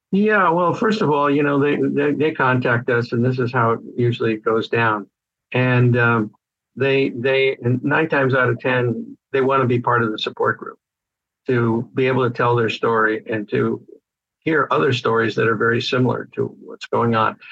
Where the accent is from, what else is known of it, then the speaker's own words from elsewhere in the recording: Connecticut, United States; moved away as an adult; also born or lived in Vermont; now in California, United States; I was raised in Connecticut